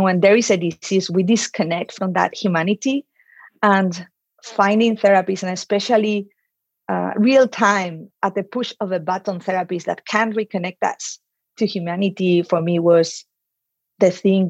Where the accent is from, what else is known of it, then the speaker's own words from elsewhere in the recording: Madrid, Community of Madrid, Spain; moved away as an adult; also born or lived in United States / Switzerland; I was born in Madrid. And I spent most of my time there